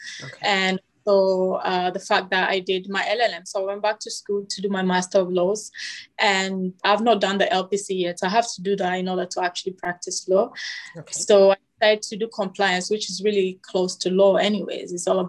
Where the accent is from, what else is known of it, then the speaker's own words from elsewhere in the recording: Togo; also born or lived in Canada; now in Bermuda; I currently live in Bermuda. I'm from Togo. Although my mom is Ghanaian, but I'm Togolese. I was born in Togo. My dad is Togolese. I lived in Canada a little bit